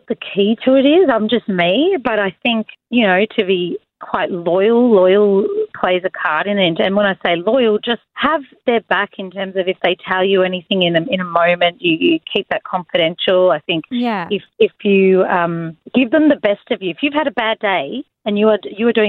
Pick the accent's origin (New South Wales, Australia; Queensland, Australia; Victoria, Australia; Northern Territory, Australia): Victoria, Australia; Melbourne; also born or lived in London; I'm from Melbourne